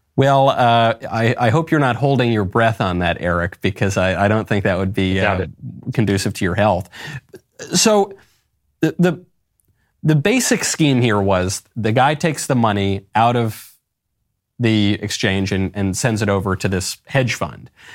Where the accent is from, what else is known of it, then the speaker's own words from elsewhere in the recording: New York, United States; a New Yorker